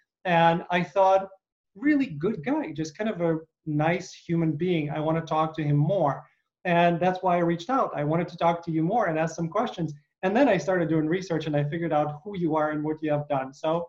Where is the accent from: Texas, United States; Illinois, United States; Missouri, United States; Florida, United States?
Illinois, United States; Chicago; You know, I'm a Chicagoan.